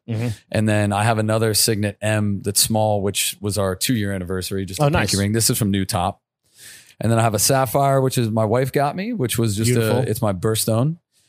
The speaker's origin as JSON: {"language": "English", "town": "Youngstown", "region": "Ohio", "country": "United States", "said": "I'm from Youngstown, Ohio."}